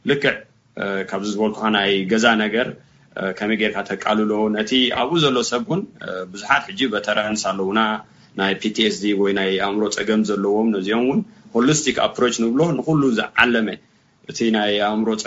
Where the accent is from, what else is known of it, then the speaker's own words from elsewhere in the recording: Eritrea; now in Oakland, United States; ኣብ ኤርትራ ተወሊድና ከተትልና ንኣሜሪካ ኣቲና